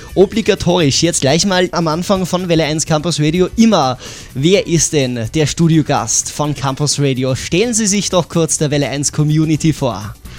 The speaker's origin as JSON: {"language": "German", "region": "Tyrol", "country": "Austria", "said": "hier bei uns in Tirol"}